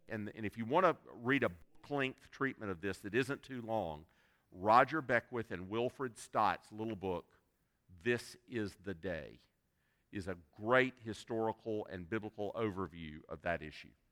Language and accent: English; South Carolina, United States; I, I was born and reared in South Carolina